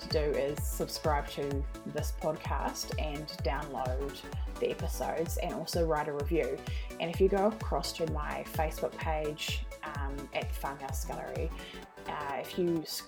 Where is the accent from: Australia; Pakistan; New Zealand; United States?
New Zealand; accent: New Zealand; I'm actually from New Zealand, so that's what my accent is.